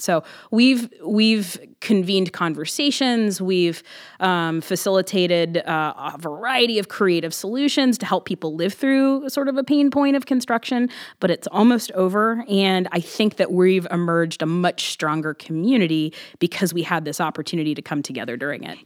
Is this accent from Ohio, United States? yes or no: yes; Columbus, Ohio, United States; I was born in Columbus. I've lived in Columbus my entire life